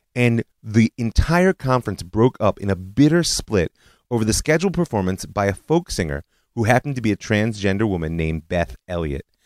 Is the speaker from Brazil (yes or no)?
no; Israel; my home country, Israel.